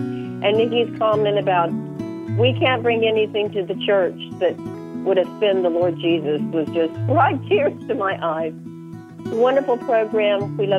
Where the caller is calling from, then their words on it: Richmond, Virginia, United States; I'm calling from Richmond, Virginia.